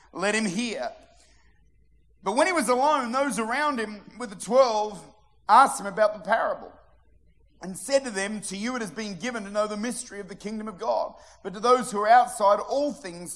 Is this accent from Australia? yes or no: yes; Modbury, South Australia, Australia; I'm from Modbury